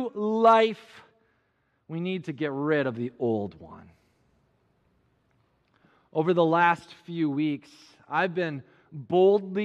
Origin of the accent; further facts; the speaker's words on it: Minneapolis, Minnesota, United States; my hometown in the Twin Cities of Minnesota